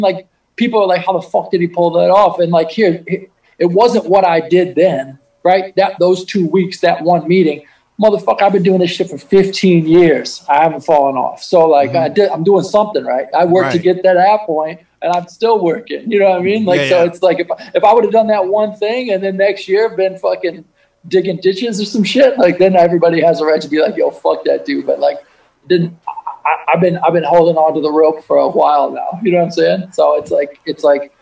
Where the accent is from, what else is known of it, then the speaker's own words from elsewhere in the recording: Midwest, United States; moved away; I'm from the Midwest